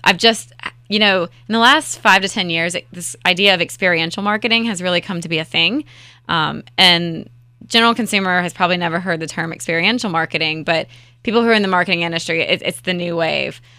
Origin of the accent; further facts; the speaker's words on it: Raleigh, North Carolina, United States; I am born and raised in Raleigh-Wood